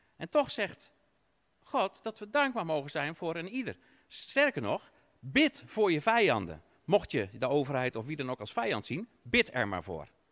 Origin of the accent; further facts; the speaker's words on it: Netherlands; als Nederlander